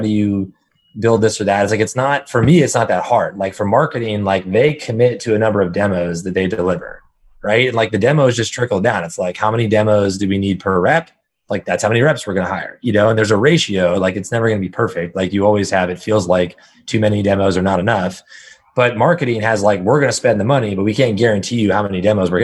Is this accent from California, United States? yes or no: yes; Northern California, United States; now in San Francisco, United States; I've been born and raised in Northern California my entire life.